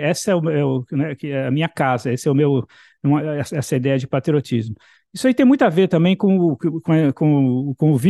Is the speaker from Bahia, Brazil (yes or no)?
yes; Bahia, Brazil; born there; E, na verdade, no Brasil, eu também era um migrante, porque eu nasci na Bahia